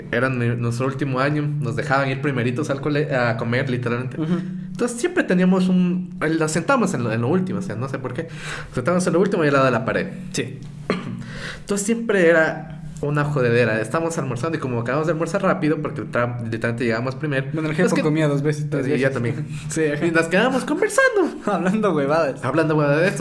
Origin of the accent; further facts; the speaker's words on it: Santo Domingo, Santo Domingo de los Tsáchilas, Ecuador; also born or lived in Quito, Ecuador; Santo Domingo es la, mezcla, de todo. Pero es que yo soy de Quito, pero vivía ah, toda, la vida en, Santo Domingo. Chico quiteño.